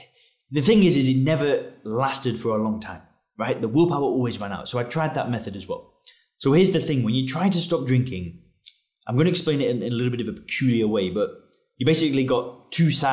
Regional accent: England, United Kingdom; moved away as an adult; now in Chiang Mai, Thailand; I live in Chiang Mai, Thailand. I'm originally from England.

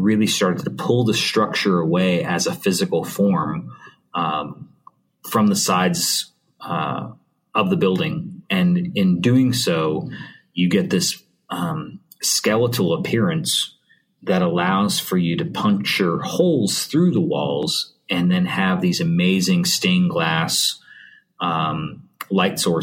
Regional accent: Montreal, Quebec, Canada; I'm from Montreal, so I speak a little French.

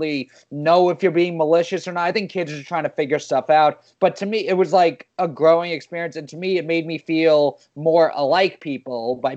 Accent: New York City, New York, United States; I grew up in Queens

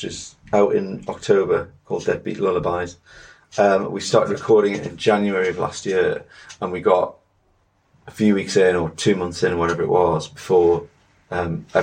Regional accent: Morpeth, North East England, United Kingdom; moved away as an adult; now in Cheshire, United Kingdom; that's where I grew up, from the age of one until I was 19

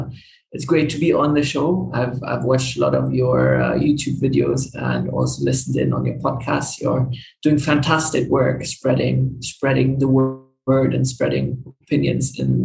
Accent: Dubai, United Arab Emirates; also born or lived in Germany; So I'm originally German, but I grew up in the Middle East, in Dubai.

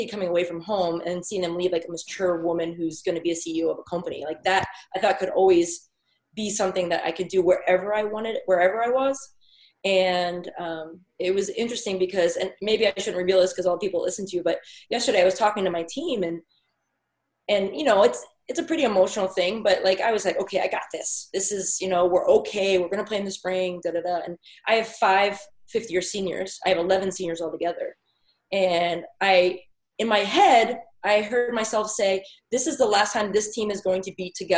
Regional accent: Pennsylvania, United States; moved away; I also have been growing up in Pennsylvania and lived in Pennsylvania all my life

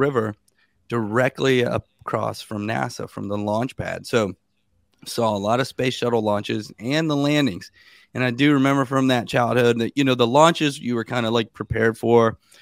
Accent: Sebastian, Florida, United States; I was born in a little town called Sebastian, Florida.

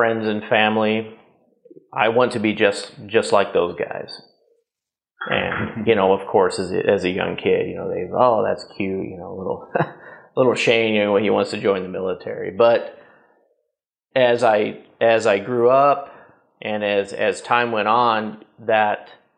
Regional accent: Columbus, Nebraska, United States; I grew up in a relatively small town, about 20,000 people in the 80s and early 90s. Place called Columbus, Nebraska

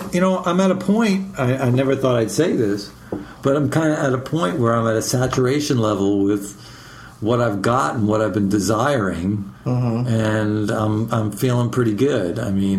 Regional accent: Austin, Texas, United States; my hometown, which is Austin, Texas.

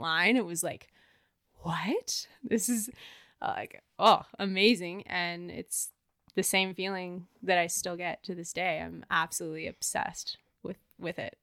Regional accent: Banff, Alberta, Canada; also born or lived in Ontario; I grew up in Banff.

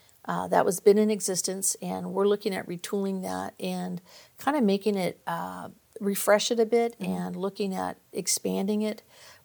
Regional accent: Visalia, California, United States; also born or lived in Bay Area; No, actually, I grew up in Visalia.

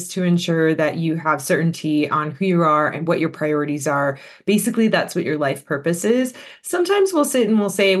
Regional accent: Los Angeles, California, United States; moved away as an adult; also born or lived in Australia; I actually am born and raised in the Los Angeles area in the United States

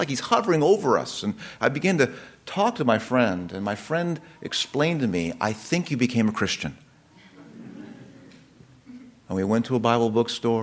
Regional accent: United States; I'm an American

